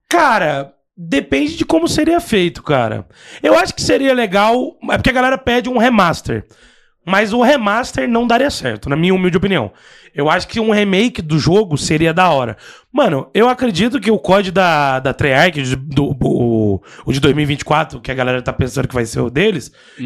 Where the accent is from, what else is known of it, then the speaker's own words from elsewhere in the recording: Goiás, Brazil; eu sou de Goiás